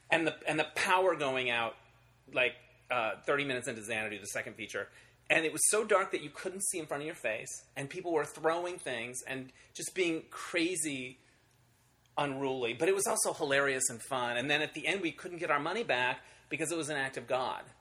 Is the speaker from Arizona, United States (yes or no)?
yes; Holbrook, Arizona, United States; now in Los Angeles, United States; Uh, Arizona originally, Oh, where in Arizona. Uh, a little town called Holbrook, with one theater, the Roxy Theater, that I used to go